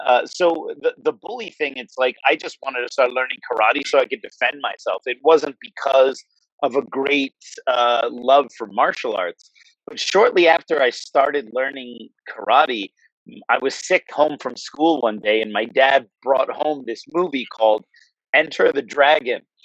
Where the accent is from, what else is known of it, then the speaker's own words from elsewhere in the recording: New Jersey, United States; I grew up in New Jersey, so I'm kind of an East Coast guy